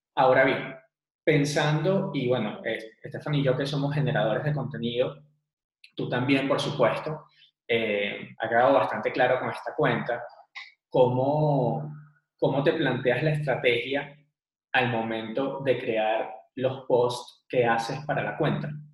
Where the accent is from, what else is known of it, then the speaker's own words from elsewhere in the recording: Venezuela; now in Bogotá, Colombia; Nosotros somos venezolanos, actualmente vivimos en Bogotá